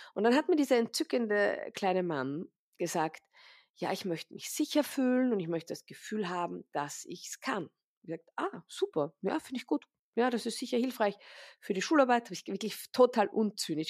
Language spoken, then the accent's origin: German; Vienna, Austria; ich bin aus Wien, ich lebe auch in Wien, im Zentrum von Wien